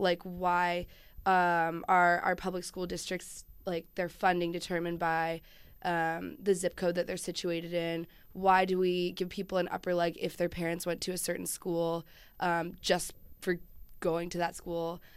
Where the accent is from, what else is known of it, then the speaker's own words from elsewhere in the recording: Chapel Hill, North Carolina, United States; I grew up in Chapel Hill, North Carolina